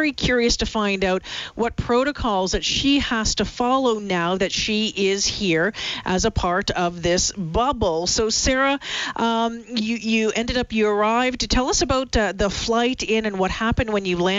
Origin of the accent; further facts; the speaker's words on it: Thunder Bay, Ontario, Canada; moved away; I'm a Northern Ontario girl originally. I spent a lot of time growing up in Thunder Bay